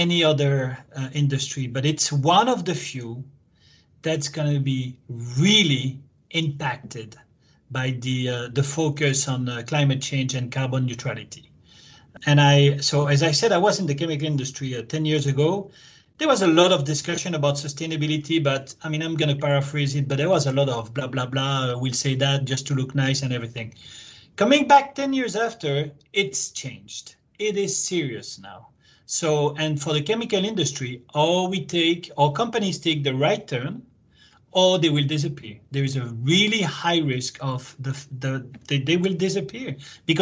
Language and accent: English; Belgium; also born or lived in France / United States; now in Japan; I'm Belgian originally.